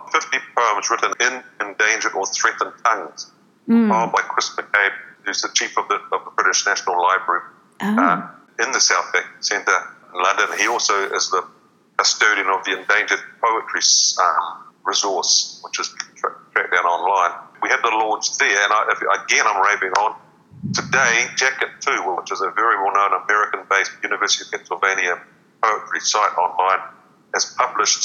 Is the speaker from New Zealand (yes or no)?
yes; New Zealand; moved away as an adult; also born or lived in Hong Kong / China; I get more published in Te Reo Māori overseas than I do in my home country.